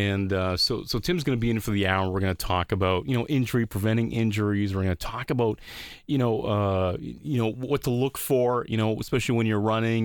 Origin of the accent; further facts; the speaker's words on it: Amherstburg, Ontario, Canada; also born or lived in Windsor, Detroit area; Amherstburg is one of these gorgeous little communities at the mouth of Detroit River and Lake Erie. It's actually my hometown